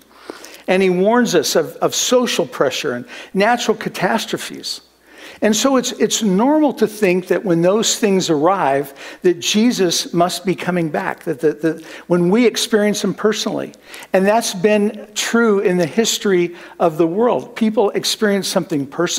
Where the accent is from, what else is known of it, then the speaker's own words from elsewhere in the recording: Midwest, United States; moved away; also born or lived in Kansas; growing up in the Midwest where we had horrible thunderstorms